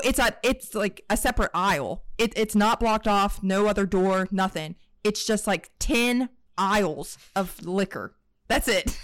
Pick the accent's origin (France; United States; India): United States; West Virginia; now in Canada; I'm actually from West Virginia, but I just came from Virginia, like, we've been living in Virginia